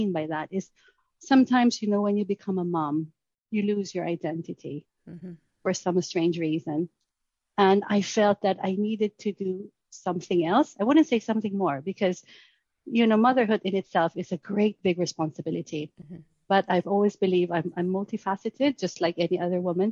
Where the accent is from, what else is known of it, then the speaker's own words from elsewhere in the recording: Philippines; moved away as an adult; now in Surrey, United Kingdom; I was originally from the Philippines, so I moved here to do my MBA.